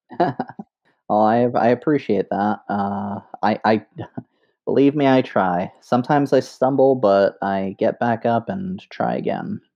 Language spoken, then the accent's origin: English; New York City, New York, United States; I grew up in the Bronx, New York